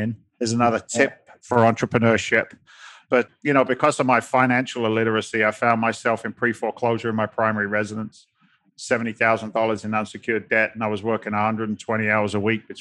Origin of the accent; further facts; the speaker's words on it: England, United Kingdom; moved away as an adult; now in United States; I'm an immigrant to the States. I came from England back in 1986. I was 20 years old.